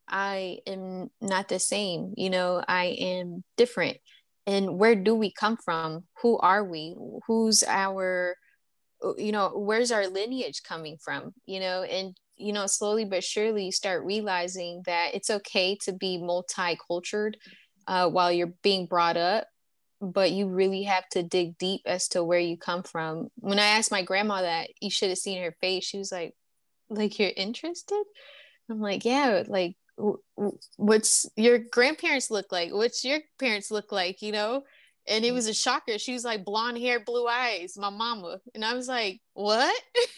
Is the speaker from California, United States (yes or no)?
no; Texas, United States; born there; and I was born in Texas, proud to be a citizen